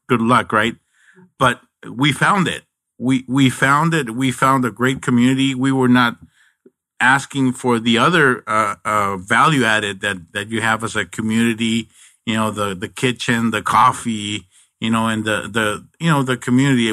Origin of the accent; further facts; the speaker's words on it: Nogales, Sonora, Mexico; now in Arizona, United States; I'm originally from Nogales, Mexico